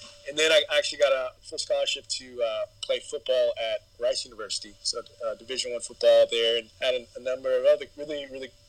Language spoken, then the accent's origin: English; San Antonio, Texas, United States; also born or lived in Dallas; And so I spent my growing up years, adolescent years in San Antonio